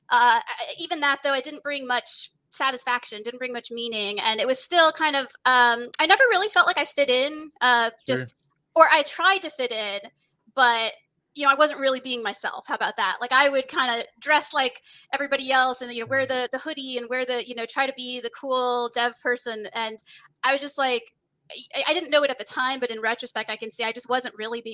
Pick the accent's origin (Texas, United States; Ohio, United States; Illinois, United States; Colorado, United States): Texas, United States; moved away as an adult; also born or lived in California / Mountain View, California; now in San Diego, United States; I was born in California, but when I was two, we moved to Texas. So I actually spent my formative years in Texas